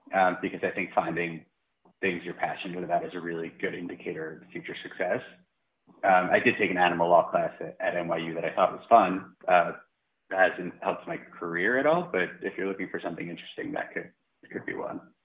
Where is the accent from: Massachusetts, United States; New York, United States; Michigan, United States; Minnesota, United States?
New York, United States; Long Island; now in Hoboken, United States; I am a proud Long Islander